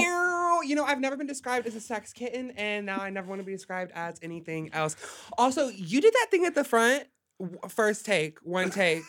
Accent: Hot Springs, Arkansas, United States; moved away as an adult; now in Los Angeles, United States; Arkansas. I'm from Arkansas

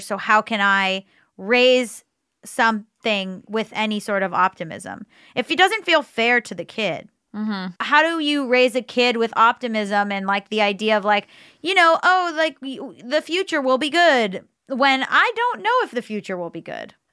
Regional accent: Florida, United States; I was growing up in Florida

